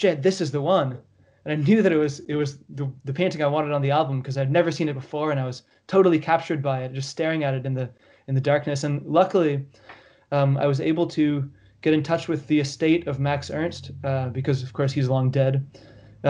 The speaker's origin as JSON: {"language": "English", "country": "Canada", "said": "as a Canadian"}